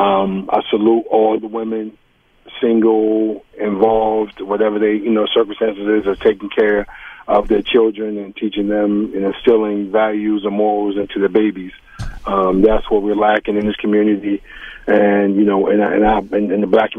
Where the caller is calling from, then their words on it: Asbury Park, New Jersey, United States; I'm calling from Asbury Park, New Jersey.